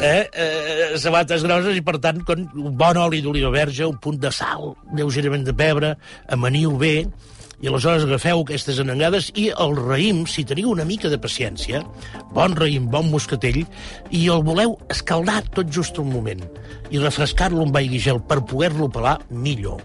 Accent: Granollers, Catalonia, Spain; Jo, que sóc fill de Granollers

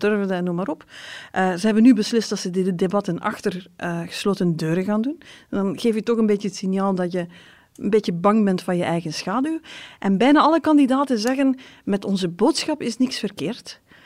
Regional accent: West Flanders, Belgium; ik kom zelf uit West-Vlaanderen

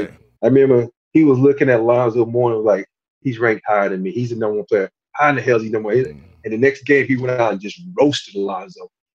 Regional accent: Andalusia, Alabama, United States; also born or lived in Maryland; growing up in a small town.

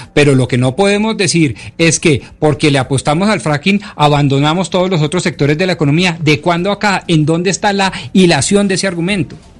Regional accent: Colombia; nosotros como colombianos

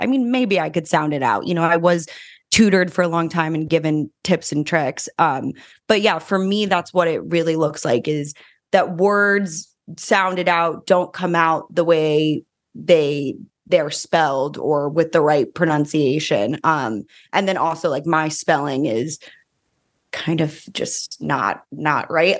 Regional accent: New Mexico, United States; moved away as an adult; now in Los Angeles, United States; I grew up in New Mexico, which is very different than Los Angeles

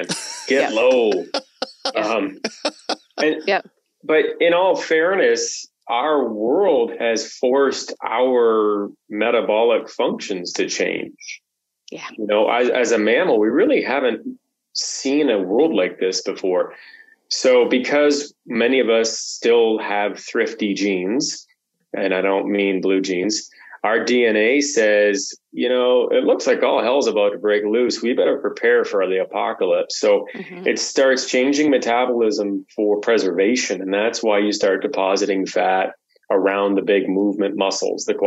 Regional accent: Canada; as a Canadian

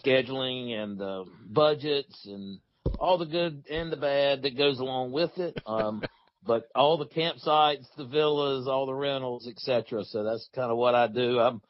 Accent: Marion, United States; I grew up in Marion

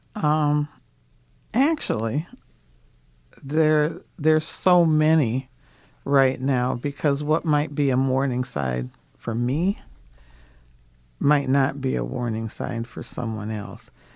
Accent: Minnesota, United States; I'm from Minnesota

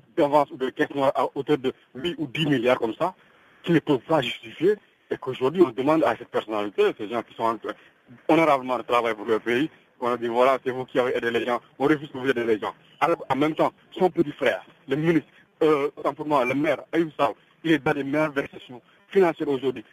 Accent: Senegal; nous sommes sénégalais

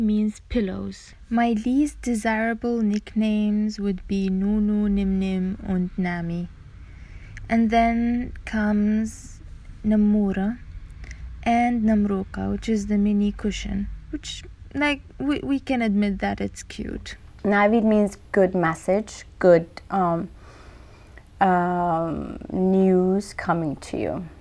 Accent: Iran; moved away as an adult; now in United States; I am from Iran. I lived there until I was 18, and since then I've been in U.S.

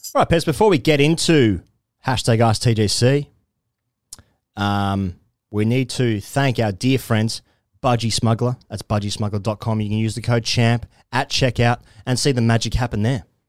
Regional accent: Australia; as an Australian

